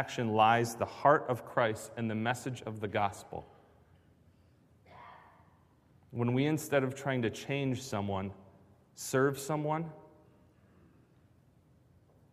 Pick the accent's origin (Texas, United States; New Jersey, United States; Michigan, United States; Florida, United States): Michigan, United States; Grand Rapids; moved away; I was growing up in Grand Rapids